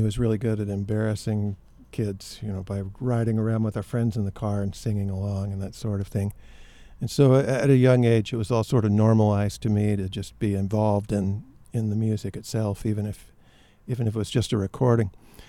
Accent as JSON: {"language": "English", "town": "Memphis", "region": "Tennessee", "country": "United States", "tie": "born or raised there", "lives_now": "Maine, United States", "said": "I live in Maine now, but I grew up in Memphis, and I grew up in a maybe not musical, but music-filled household."}